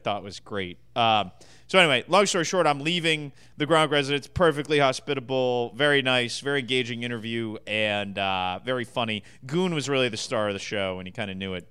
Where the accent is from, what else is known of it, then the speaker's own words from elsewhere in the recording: Massachusetts, United States; growing up in Massachusetts